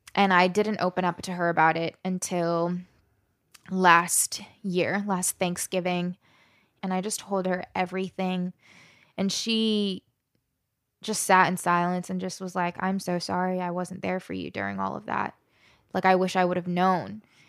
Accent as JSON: {"language": "English", "region": "Southern Maryland", "country": "United States", "tie": "born or raised there", "also_born_or_lived": "West Virginia / Alabama", "said": "grew up in Southern Maryland"}